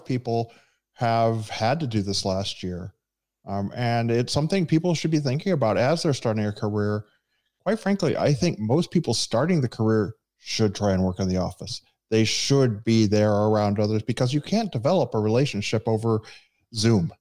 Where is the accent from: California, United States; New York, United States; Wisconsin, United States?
California, United States; the Bay Area; now in Orlando, United States; I'm from the Bay Area